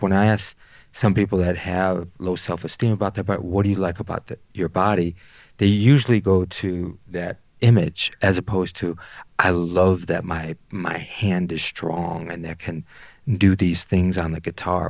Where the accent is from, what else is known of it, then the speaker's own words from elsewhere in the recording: Detroit, Michigan, United States; I grew up in Detroit